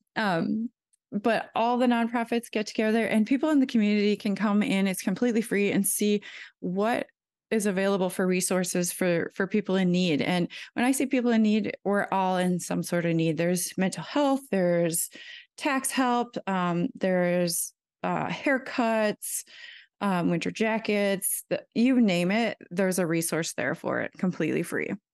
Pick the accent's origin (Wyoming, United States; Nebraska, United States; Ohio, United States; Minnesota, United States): Minnesota, United States; Keewatin; moved away as an adult; also born or lived in Saint Cloud, Minnesota; now in Sherburne County, United States; The town is called Keewatin